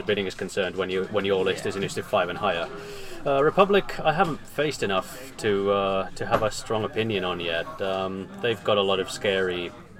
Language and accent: English; Birmingham, West Midlands, United Kingdom; I'm from Birmingham, UK, who won System Opens on exactly the same day.